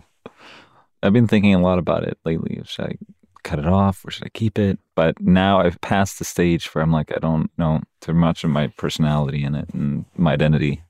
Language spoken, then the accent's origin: English; Sweden; moved away as an adult; now in United States; I moved to America about fifteen years ago, and this is the first time when I'm in Sweden, my home country